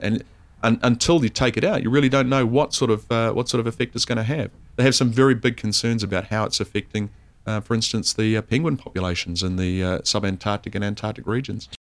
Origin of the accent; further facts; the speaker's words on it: North Island, New Zealand; also born or lived in South Island, New Zealand; I'm from the North Island. I've spent, uh, uh, most of my life in the North Island of New Zealand.